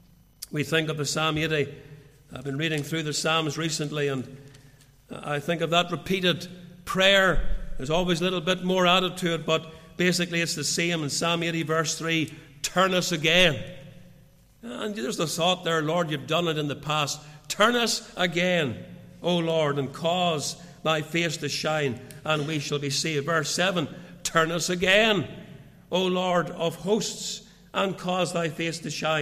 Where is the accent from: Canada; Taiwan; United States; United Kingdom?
United Kingdom; Portadown, Northern Ireland; I can remember my teenage years growing up in the Free Church before I went to Bible college. I went to Bible college when I was still a teenager. But I remember those years in Portadown